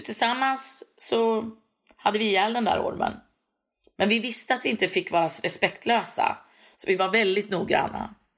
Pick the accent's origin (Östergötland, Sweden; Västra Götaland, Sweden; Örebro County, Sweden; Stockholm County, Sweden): Örebro County, Sweden; Örebro; also born or lived in Näsinge, Strömstad, Bohuslän; Jag är född och uppvuxen i Örebro